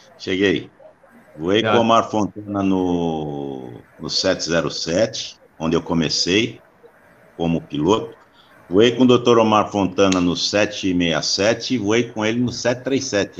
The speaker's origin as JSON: {"language": "Portuguese", "region": "São Paulo", "country": "Brazil", "tie": "born or raised there", "said": "Nasci aqui na Moca, moro na casa onde eu nasci até hoje"}